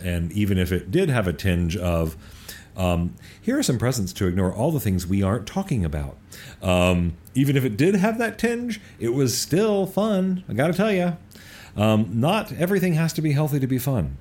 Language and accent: English; North Carolina, United States; now in Los Angeles, United States; when I moved away from North Carolina, where I grew up